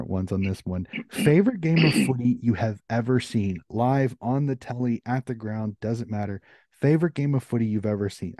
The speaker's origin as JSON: {"language": "English", "country": "United States", "said": "I'm an American"}